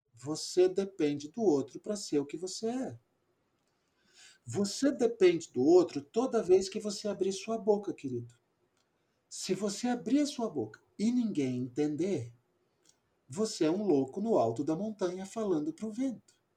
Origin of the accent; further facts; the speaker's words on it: São Paulo, Brazil; moved away; also born or lived in Amazon; eu sou paulistano